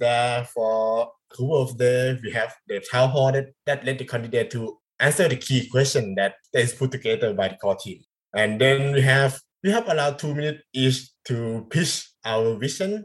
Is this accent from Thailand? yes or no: yes; Thailand; first language Thai; English is a second language